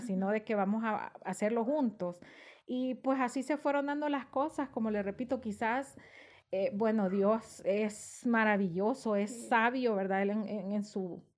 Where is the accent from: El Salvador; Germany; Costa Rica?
El Salvador; San Miguel; moved away as an adult; yo soy originaria de San Miguel y yo para esa época vivía allá, estaba estudiando eh, mi último año de bachillerato